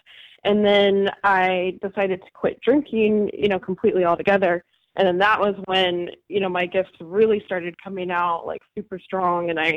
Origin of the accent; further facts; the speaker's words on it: Arizona, United States; now in San Diego, United States; I'm based here in San Diego. I started out, I was born and raised in Arizona, so I'm a desert rat